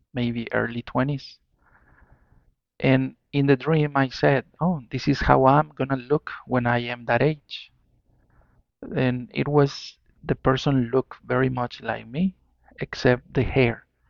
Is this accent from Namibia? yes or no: no; Mexico; I'm from Mexico